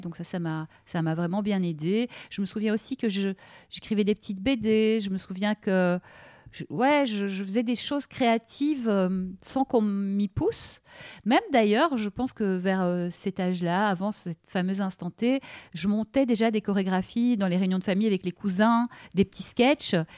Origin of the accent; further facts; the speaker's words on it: Brussels, Brussels-Capital Region, Belgium; j'ai grandi à Bruxelles